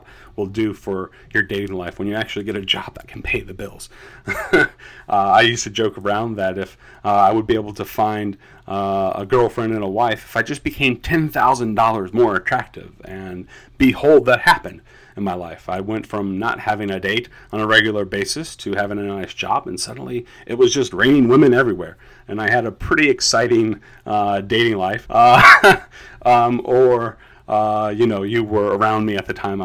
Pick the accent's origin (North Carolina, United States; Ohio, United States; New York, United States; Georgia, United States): North Carolina, United States; Charlotte; also born or lived in Chicago suburbs, Illinois; I moved to the greater Charlotte, North Carolina area when I was about 5 years old.